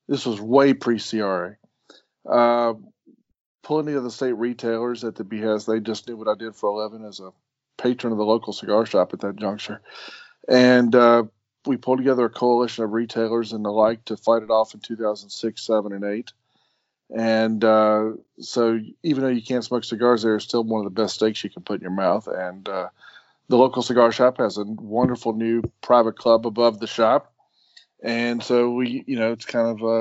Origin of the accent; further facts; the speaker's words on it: Roanoke, Virginia, United States; locally owned steakhouse in Roanoke, Virginia, in my hometown